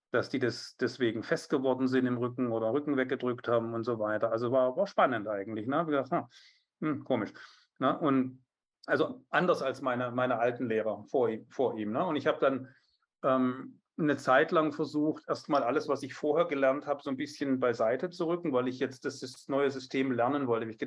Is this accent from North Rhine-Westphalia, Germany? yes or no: no; Biberach an der Riss, Baden-Württemberg, Germany; also born or lived in Stuttgart; ich bin in Stuttgart geboren und in Biberach an der Riss aufgewachsen.